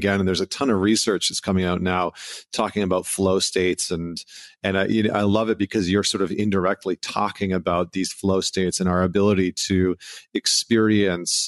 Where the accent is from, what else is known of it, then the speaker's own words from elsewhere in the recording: Canada; being a Canadian boy